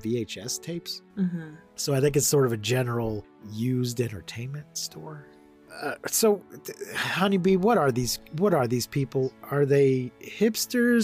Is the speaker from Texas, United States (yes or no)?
yes; Odessa, Texas, United States; We're both from Odessa, which is right next door to Midland.